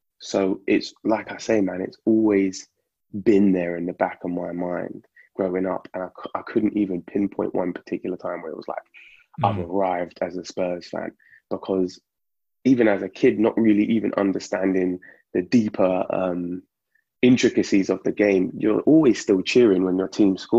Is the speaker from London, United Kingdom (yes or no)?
yes; London, United Kingdom; Grew up in, you know, East Finchley